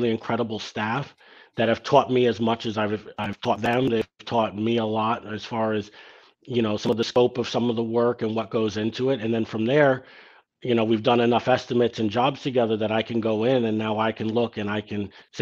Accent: New York City, New York, United States; Growing up in Ditmas Park

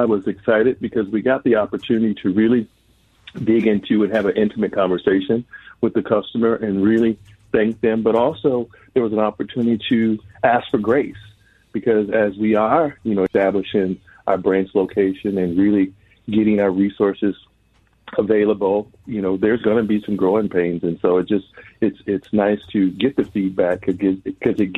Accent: Minneapolis–Saint Paul, Minnesota, United States; I grew up here in the Twin Cities

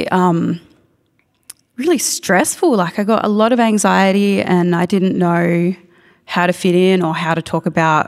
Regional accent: Melbourne, Victoria, Australia; also growing up in Nam

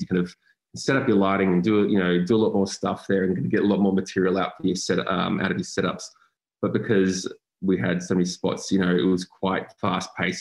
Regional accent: Frankston, Victoria, Australia; I grew up in Frankston

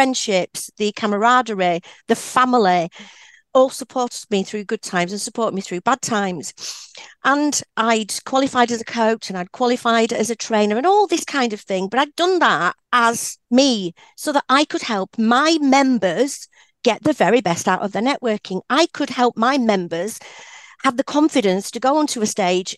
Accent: Yorkshire and the Humber, United Kingdom; I'm a Yorkshire girl born and bred, proud of it

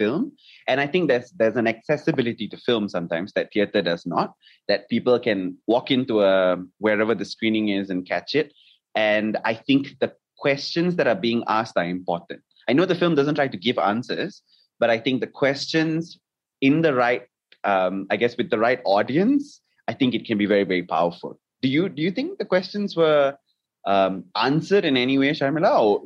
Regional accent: Malaysia; maybe as a Malaysian audience

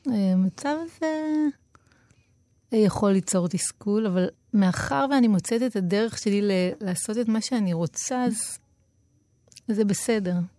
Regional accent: Tel Aviv-Yafo, Tel Aviv District, Israel; נולדתי ביפו

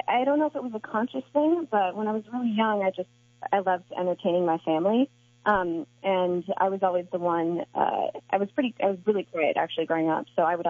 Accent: Cincinnati, Ohio, United States; born there; also born or lived in St. Louis / Connecticut / North Carolina / Chicago; now in San Diego, United States; I was born in Cincinnati, then I lived in St. Louis, and then Connecticut, North Carolina, and then I went to Chicago, suburb of Chicago, and now I've been in California since I went there for college

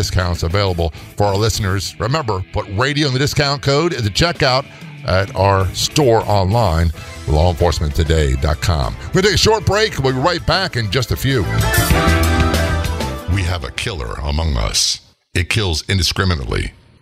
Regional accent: Virginia, United States; I grew up in Virginia

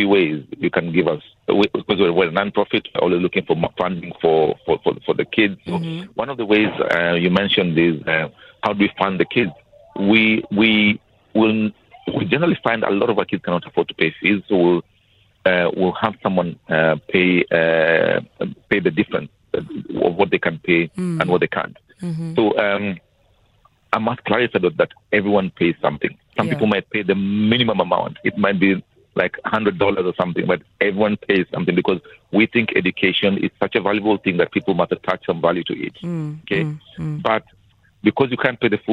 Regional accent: Kenya; moved away as an adult; also born or lived in United Kingdom / Switzerland; now in Johannesburg, South Africa; I'm Kenyan. I've been living in Johannesburg now for 12 years.

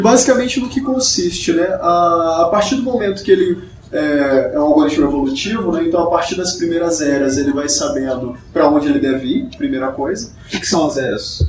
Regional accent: São Luís, Maranhão, Brazil; Eu sou do Maranhão

